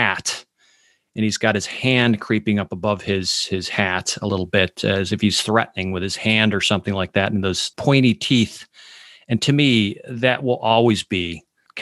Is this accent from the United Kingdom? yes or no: no; Chicago, Illinois, United States; I grew up in Chicago, and we had what was called Creature Feature